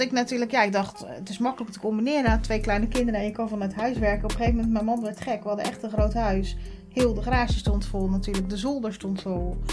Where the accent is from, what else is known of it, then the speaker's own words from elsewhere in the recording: Oud-Beijerland, South Holland, Netherlands; also born or lived in Gouderak; now in Krimpen aan den IJssel, Netherlands; Ik ben eh, opgegroeid in Oud-Beierland. Nou, dat ligt ongeveer een kilometer